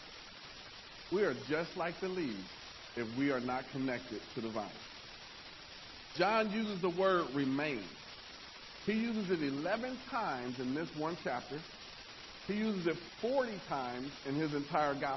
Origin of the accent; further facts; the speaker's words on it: Nebraska, United States; I'm from Nebraska, which is not country